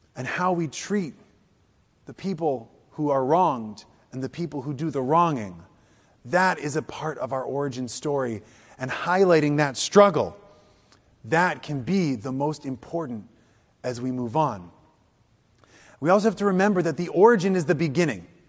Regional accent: Wisconsin, United States; also born or lived in Illinois; I come from Wisconsin. Even though I was born in Illinois, I lived there for a while. I come from Wisconsin.

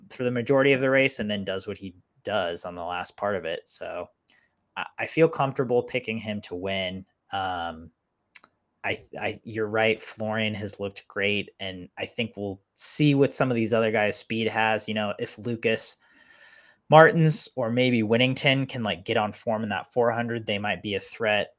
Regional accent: United States; as an American

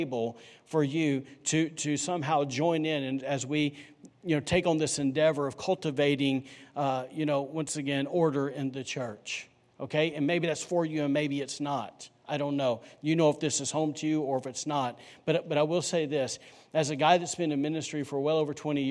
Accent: Alabama, United States; also born or lived in North Carolina; now in Rockport, United States; I'm from Alabama

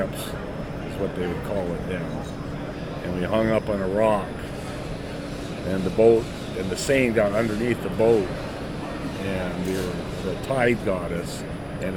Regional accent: Anchorage, Alaska, United States; I was born in Anchorage, Alaska, at Elmendorf Air Force Base in 1954

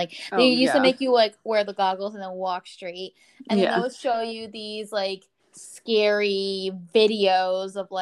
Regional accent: Little Ferry, New Jersey, United States; I grew up in Little Ferry

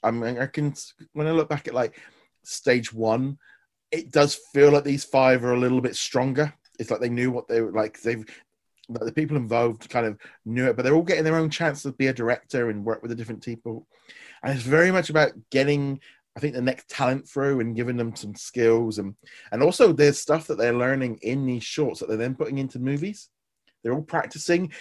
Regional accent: United Kingdom; for me as a Brit

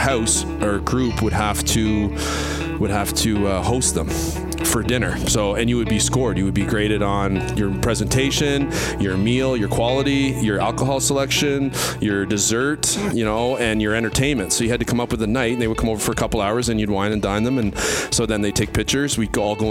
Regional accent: Fredericton, New Brunswick, Canada; I'm originally from Fredericton, New Brunswick. And my family's from there

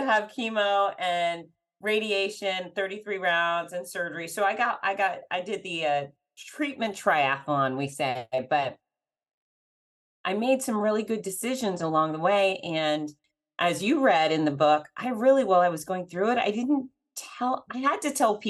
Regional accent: Fort Lauderdale, Florida, United States; my history of growing up in Fort Lauderdale

